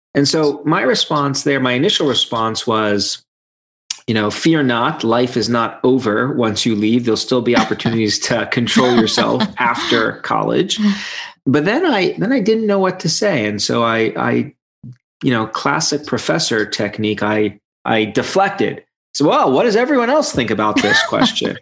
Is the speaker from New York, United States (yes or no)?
yes; New York City, New York, United States; moved away as an adult; now in Michigan, United States; I grew up in Brooklyn and spent all my life on the East Coast and then moved to Michigan about 15 years ago and have been here ever since